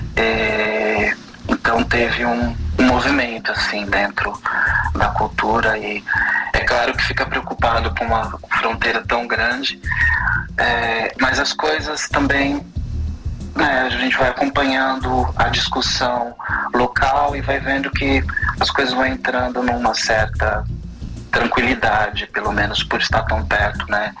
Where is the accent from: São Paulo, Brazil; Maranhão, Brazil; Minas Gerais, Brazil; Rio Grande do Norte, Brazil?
São Paulo, Brazil; Araçatuba; moved away as an adult; now in Finland; eu sou de Araçatuba, interior paulista